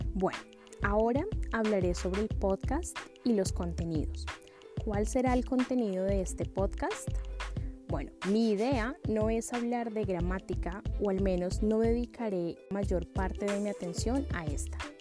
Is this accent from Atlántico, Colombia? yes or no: no; Bogotá, Colombia; now in London, United Kingdom; soy de Bogotá, la capital de Colombia, y actualmente vivo en Londres, Inglaterra